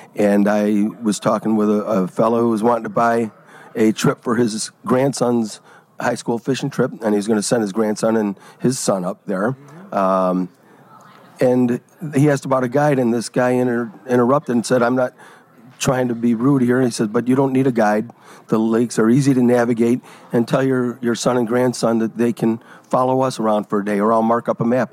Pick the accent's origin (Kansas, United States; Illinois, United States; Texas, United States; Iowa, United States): Illinois, United States; Oak Forest; moved away as an adult; also born or lived in Tinley Park; now in Ontario, Canada; I grew up in the southern suburbs, and uh, I, we, I grew up in Oak Forest